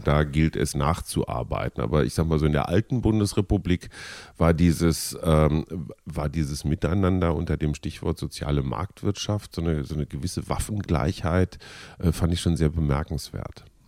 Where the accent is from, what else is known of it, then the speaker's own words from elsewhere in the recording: North Rhine-Westphalia, Germany; aus meiner Jugend als Kind in Nordrhein-Westfalen